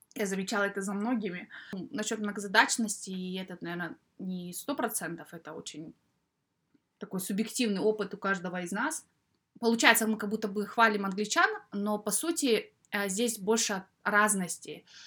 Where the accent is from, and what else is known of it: Kazakhstan; moved away as an adult; now in United Kingdom